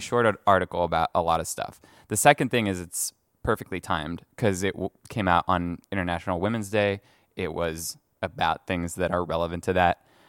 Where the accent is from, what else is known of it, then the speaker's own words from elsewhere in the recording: France; moved away; I grew up in France